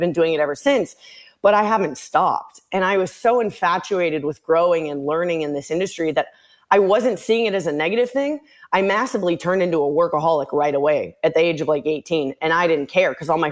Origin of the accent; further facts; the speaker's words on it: Santa Monica, California, United States; moved away as an adult; now in Miami, United States; I was born and raised in Los Angeles, California, Santa Monica. I recently live in Miami.